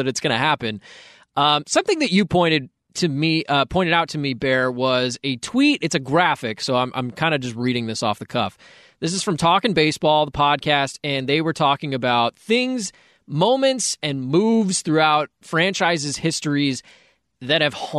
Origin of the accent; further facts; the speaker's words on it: Dallas, Texas, United States; I was growing up in Dallas at the time